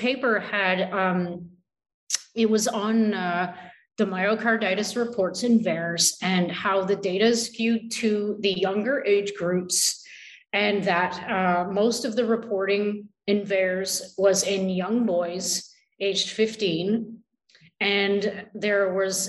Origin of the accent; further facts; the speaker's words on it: Canada; I am so Canadian